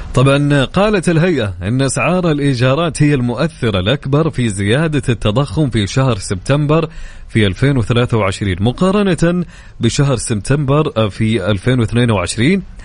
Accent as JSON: {"language": "Arabic", "country": "Saudi Arabia", "said": "عندنا في السعوديه"}